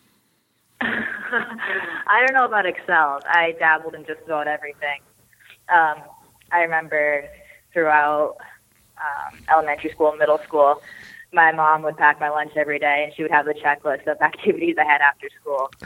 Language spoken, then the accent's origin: English; Snohomish, Washington, United States; grew up and first started playing hockey in Snohomish, Washington, um, a little north of Seattle in the Pacific Northwest there